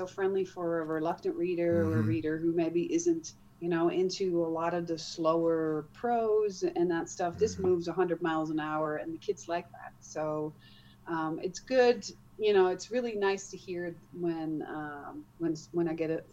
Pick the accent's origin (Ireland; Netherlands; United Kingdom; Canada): Netherlands; moved away as an adult; now in United States; I grew up in the Netherlands, got married, and then been moving around.